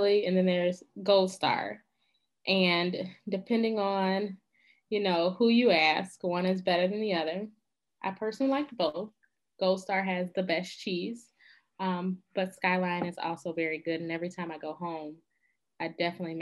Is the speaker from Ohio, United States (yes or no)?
yes; Cincinnati, Ohio, United States; moved away as an adult; now in Michigan, United States; I'm originally from Cincinnati, but living now in Michigan